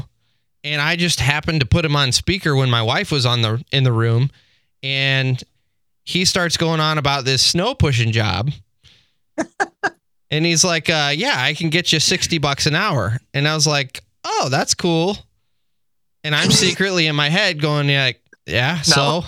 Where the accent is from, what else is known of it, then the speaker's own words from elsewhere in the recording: Texas, United States; moved away as an adult; now in Michigan, United States; I moved up here from Texas. As most people know, I'm originally from Texas.